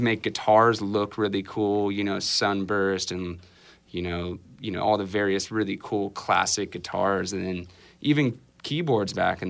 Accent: Santa Ana, California, United States; Santa Ana.

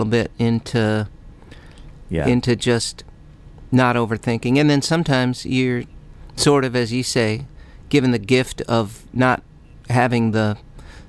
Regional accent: Midwest, United States; I grew up in the Midwest, and that was cold this time of year.

